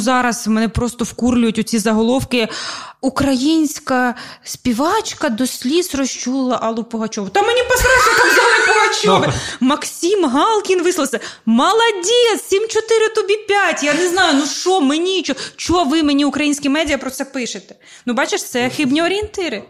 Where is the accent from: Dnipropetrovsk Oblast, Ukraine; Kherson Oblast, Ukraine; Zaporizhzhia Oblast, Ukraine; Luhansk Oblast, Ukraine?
Zaporizhzhia Oblast, Ukraine; Zaporizhzhia; first language Russian; Ukrainian is a second language; now in Kyiv, Ukraine; Ну ми просто Запоріжжя, ми просто тут живемо. Ми з робочого району